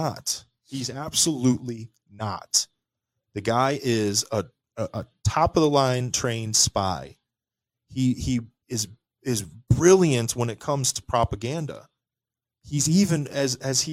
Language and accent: English; United States; I was born in the United States of America